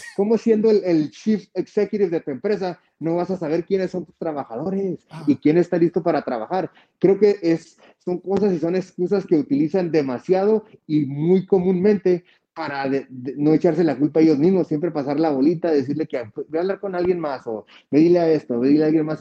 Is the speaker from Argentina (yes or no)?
no; Mexico; como latino, como mexicano